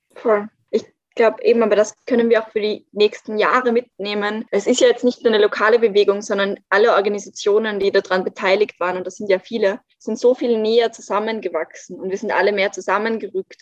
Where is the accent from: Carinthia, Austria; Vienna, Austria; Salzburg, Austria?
Vienna, Austria; ich bin in Wien aufgewachsen